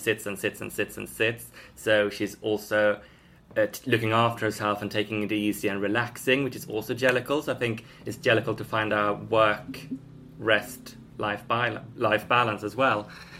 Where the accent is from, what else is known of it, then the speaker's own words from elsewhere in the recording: Sweden; now in Highgate, United Kingdom; I'm from Sweden.